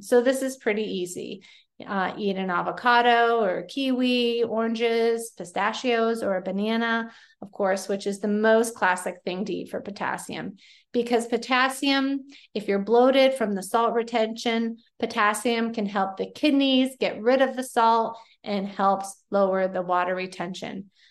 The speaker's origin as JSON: {"language": "English", "region": "Pennsylvania", "country": "United States", "said": "Yes, I say pop. I am from Pennsylvania"}